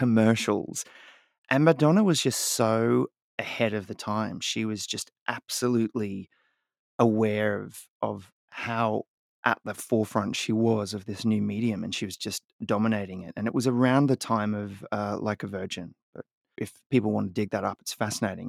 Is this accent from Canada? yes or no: no; Australia; now in United States; growing up in Australia